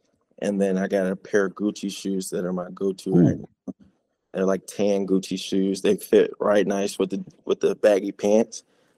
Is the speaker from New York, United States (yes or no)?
no; Chicago, Illinois, United States; It's kind of how I grew up around Chicago. Everyone wanted to be the flyest kid.